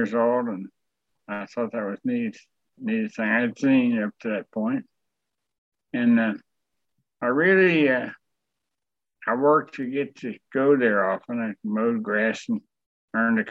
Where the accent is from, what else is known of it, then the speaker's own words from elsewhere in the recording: Miami, Florida, United States; grew up in Miami, Florida, born and raised in Miami